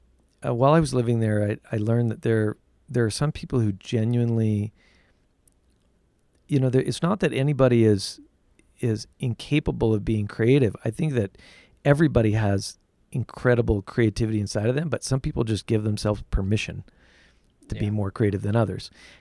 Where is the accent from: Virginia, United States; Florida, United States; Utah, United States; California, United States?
Utah, United States; also born or lived in England / New York; I grew up in Utah, and left Utah and went to England and went to New York and lived for a while in both those locations